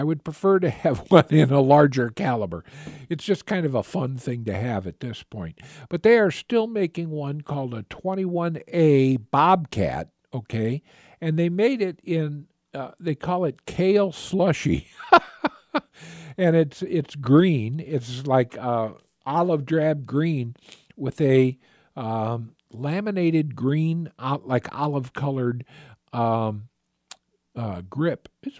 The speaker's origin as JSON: {"language": "English", "region": "Kanagawa", "country": "Japan", "tie": "born there", "said": "I actually, I was born in Japan when my father was in the Navy. So he was stationed in Kamiseya there."}